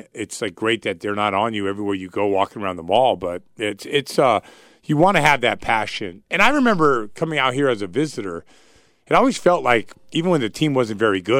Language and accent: English; Seattle, Washington, United States; also born or lived in California; I actually consider myself a Seattle kid. Like, I moved up to Seattle when I was 11 years old, and you know, those were my formative years.